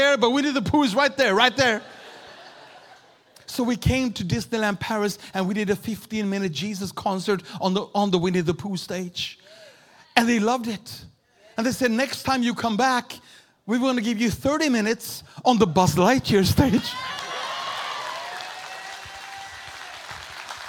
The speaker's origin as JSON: {"language": "English", "country": "Sweden", "also_born_or_lived": "Uppsala, Sweden / Houston, Texas", "said": "I'm a pastor from Sweden."}